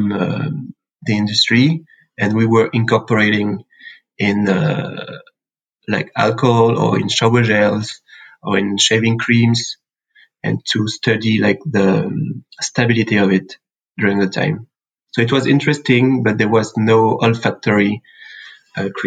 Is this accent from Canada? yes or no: no; Sancerre, Centre-Val de Loire, France; English is a second language; I'm from France, a little town in the middle of nowhere. It's called Sancerre